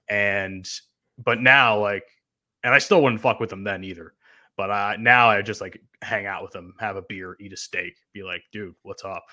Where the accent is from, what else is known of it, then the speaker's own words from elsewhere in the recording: New Jersey, United States; I'm from New Jersey